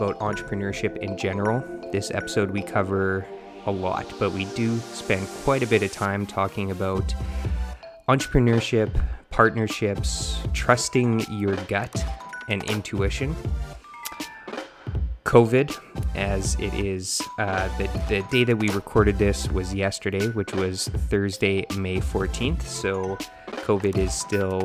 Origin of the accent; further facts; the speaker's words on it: Manitoba, Canada; moved away as an adult; now in British Columbia, Canada; We're both from Manitoba